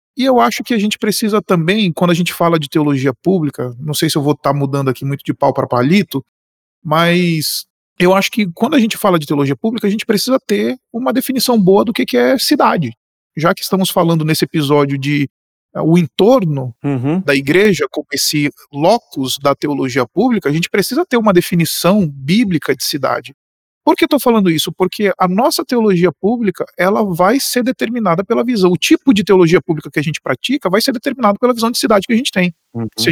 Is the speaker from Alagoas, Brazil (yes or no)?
no; Boa Vista, Roraima, Brazil; now in São Paulo, Brazil; Eu nasci aqui em São Paulo, vocês sabem disso, e fui passar um exílio da cidade nos anos da minha infância em Roraima